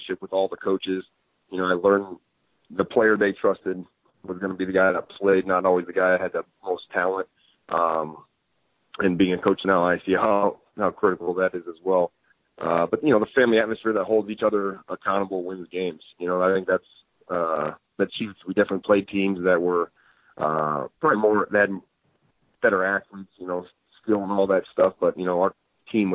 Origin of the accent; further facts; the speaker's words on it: Rock Island, Illinois, United States; also born or lived in Davenport, Iowa; I grew up in Rock Island, Illinois, right there in the Quad Cities